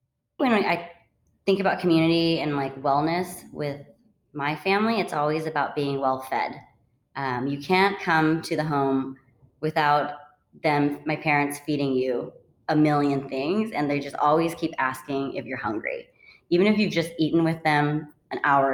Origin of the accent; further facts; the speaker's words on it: Redding, California, United States; also born or lived in Vancouver, Washington / Fresno, California; I grew up pretty much in Redding